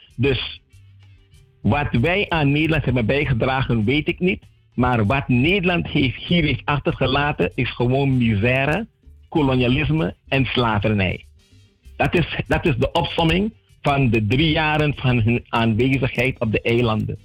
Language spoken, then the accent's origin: Dutch; Sint Maarten; also born or lived in Saint-Martin (French side); now in Saint-Martin; ik ben van de Nederlandse kant, maar ik woon aan de Franse kant